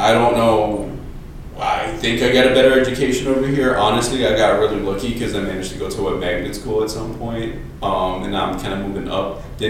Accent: Chicago, Illinois, United States; So I lived a long time in Belmont Cragin, up until, I want to say, like, my first year of college.

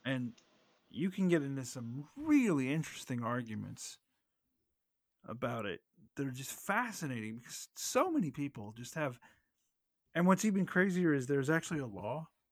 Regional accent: United States; as an American

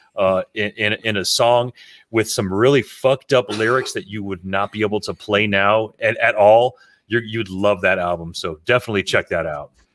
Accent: South Florida, United States; growing up in South Florida because all of us did

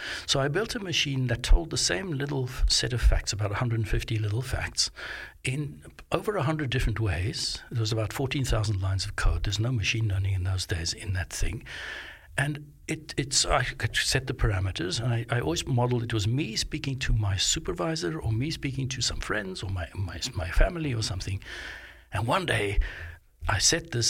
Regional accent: Johannesburg, Gauteng, South Africa; now in Melbourne, Australia; I grew up in Johannesburg

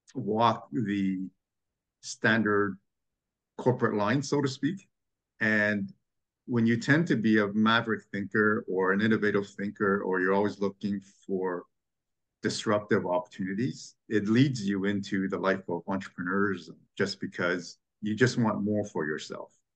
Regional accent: Montreal, Quebec, Canada; now in Toronto, Canada; growing up in Quebec and Montreal

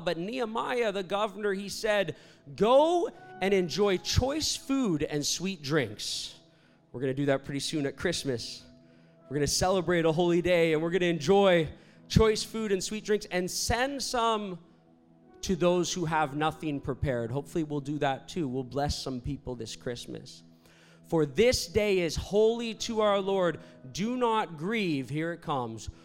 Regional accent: Toronto, Ontario, Canada; moved away as an adult; also born or lived in Virginia, United States; I'm Canadian, I'm from Toronto, but I went to school in Virginia, a university called Liberty University

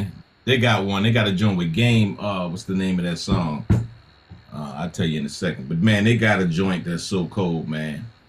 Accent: East Coast, United States; I'm from the East Coast.

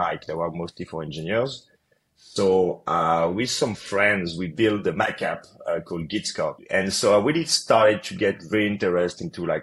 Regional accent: Paris, Île-de-France, France; moved away as an adult; also born or lived in United States; So I'm originally from France, from Paris.

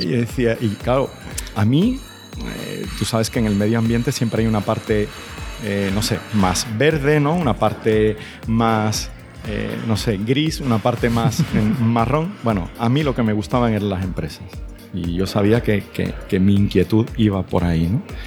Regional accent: Jerez de la Frontera, Andalusia, Spain; also born or lived in Granada; yo soy de Jerez

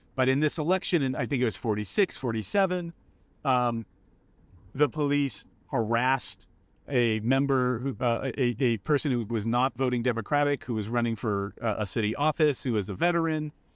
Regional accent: Los Angeles, California, United States; I grew up in Los Angeles

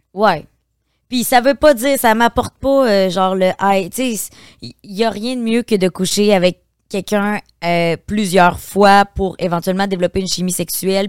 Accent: Beauce, Quebec, Canada; moved away as an adult; je viens de la Beauce.

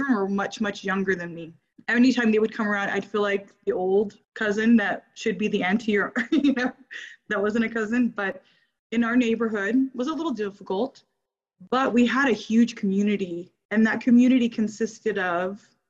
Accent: Santa Ana, California, United States; also born or lived in Homestead, Florida / Hawaii; now in St. George, Utah, United States; I grew up in Santa Ana, California, where the majority was Mexican, Hispanic

